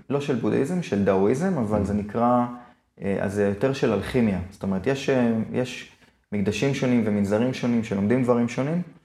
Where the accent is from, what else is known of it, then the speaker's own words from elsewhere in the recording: Israel; אני ישראלי